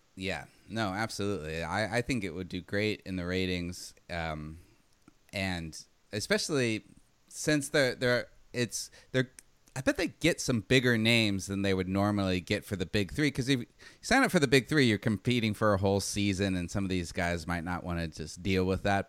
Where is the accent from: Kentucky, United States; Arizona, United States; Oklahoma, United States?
Arizona, United States; growing up in Arizona